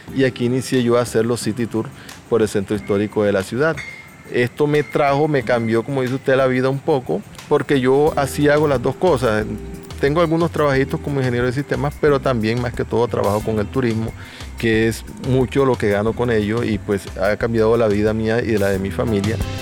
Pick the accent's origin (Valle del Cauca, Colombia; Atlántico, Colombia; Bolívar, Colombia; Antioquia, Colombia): Bolívar, Colombia; Mompox; Soy de Monpós. Soy guía de turismo aquí en Monpós